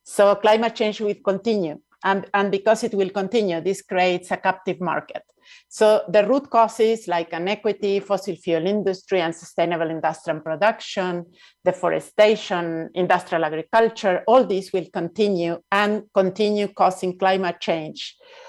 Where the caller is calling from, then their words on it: Mexico City, Mexico; I'm speaking from Nahua territory, which is an area of a crossroad of indigenous peoples in Mexico, which is also known as Mexico City.